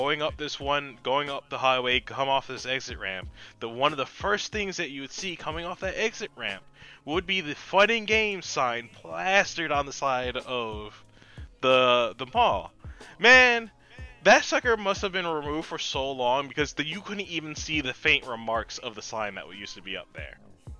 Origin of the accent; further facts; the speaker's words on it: New Jersey, United States; now in Maryland, United States; I'm originally from Jersey. I've lived in Jersey from 92 to 06.